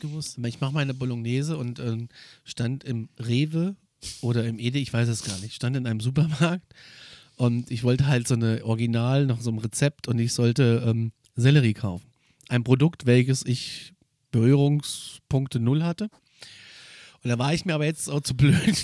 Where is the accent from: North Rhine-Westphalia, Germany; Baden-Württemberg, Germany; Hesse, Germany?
Hesse, Germany; Northern; bei uns in Nordhessen